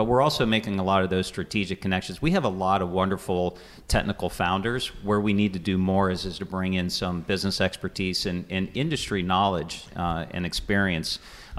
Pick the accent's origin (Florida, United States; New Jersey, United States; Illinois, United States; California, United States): Florida, United States; also born or lived in Louisiana, United States; I have ties to southwestern Pennsylvania. I grew up in other parts of the country, including Florida and actually Louisiana.